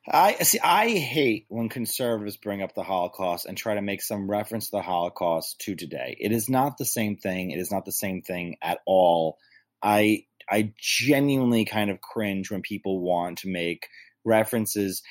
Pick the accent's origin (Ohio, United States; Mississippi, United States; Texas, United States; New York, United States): New York, United States; being a native New Yorker and being a New Yorker